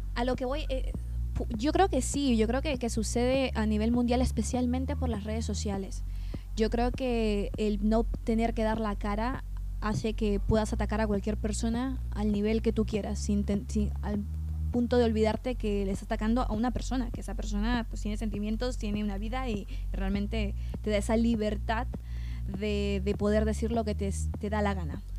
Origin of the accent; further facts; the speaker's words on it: Peru; moved away as an adult; also born or lived in Madrid, Spain; now in California, United States; nací en Perú, y estuve allí casi toda mi infancia, aparte de mi adolescencia también